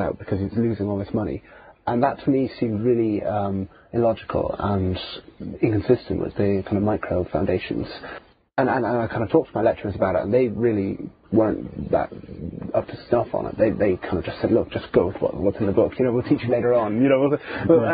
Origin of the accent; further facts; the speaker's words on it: Ireland; also born or lived in Cork; I grew up in Catholic Ireland